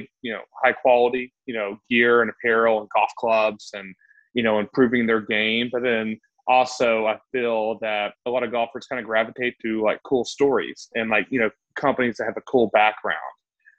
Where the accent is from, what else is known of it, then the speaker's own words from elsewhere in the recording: Chattanooga, Tennessee, United States; moved away as an adult; also born or lived in Atlanta / Los Angeles / Boston; I'm from Chattanooga, Tennessee. I've lived all over the United States and recently moved back to Chattanooga, Tennessee about 2 years ago. So I lived all over from Atlanta to LA to Boston.